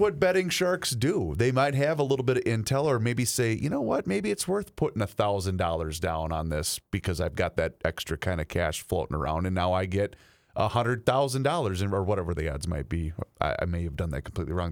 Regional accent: Faribault, Minnesota, United States; moved away; the Tetzlaff family down there in Faribault, Minnesota, my hometown

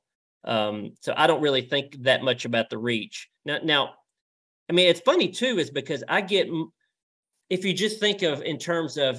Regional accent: Tennessee, United States; also born or lived in Nashville, Tennessee / Mount Juliet, Tennessee; I grew up in Tennessee, and it's West Tennessee, Middle Tennessee, East Tennessee. And they all I've lived in all three now

